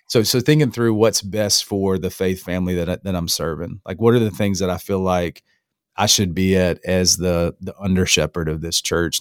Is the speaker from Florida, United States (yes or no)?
yes; North Florida, United States; moved away as an adult; also born or lived in Alabama; now in Apex, United States; I'm raised in North Florida